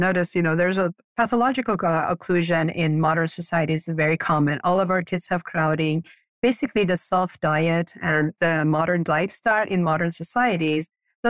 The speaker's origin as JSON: {"language": "English", "country": "Iran", "second_language": "English", "moved": "yes", "lives_now": "Portland, United States", "said": "Portland, Oregon. This has been my home for the past 35 years, but I'm originally from Iran. We moved here to U.S. after the revolution."}